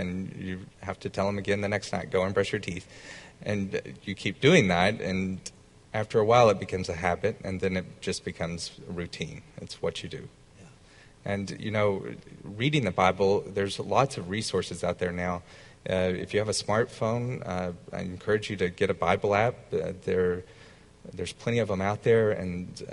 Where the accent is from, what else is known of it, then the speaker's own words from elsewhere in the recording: the South, United States; growing up in the South